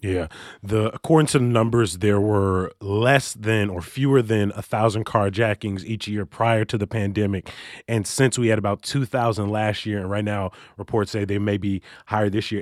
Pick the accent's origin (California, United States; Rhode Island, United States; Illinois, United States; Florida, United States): Illinois, United States; Chicago; born or raised there